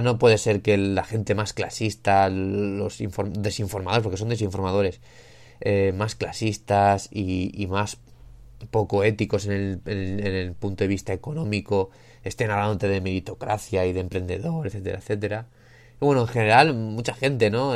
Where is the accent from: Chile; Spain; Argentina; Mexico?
Spain; Yo que soy de España